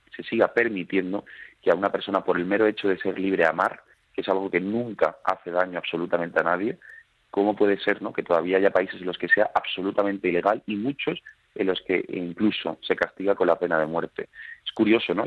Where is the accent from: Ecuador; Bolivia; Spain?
Spain; Seville, Andalusia; also born or lived in Málaga; now in Madrid, Spain; Yo soy sevillano viviendo en Madrid